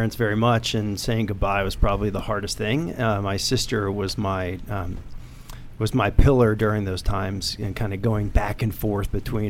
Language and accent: English; Middletown, New York, United States; Middletown, New York.